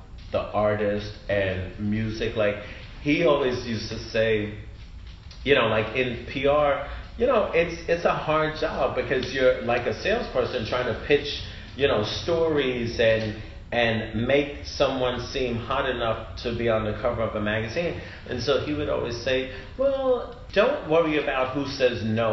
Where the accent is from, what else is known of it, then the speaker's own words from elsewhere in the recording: New York, United States; I'm from New York